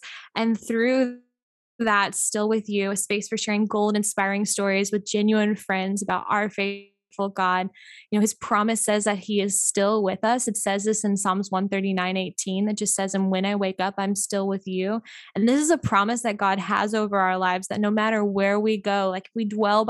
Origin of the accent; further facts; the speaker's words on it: Missouri, United States; now in Pensacola, United States; So I am originally from Mid, Missouri. So I moved to Pensacola, the Gulf Coast, the beautiful Emerald Gold Coast.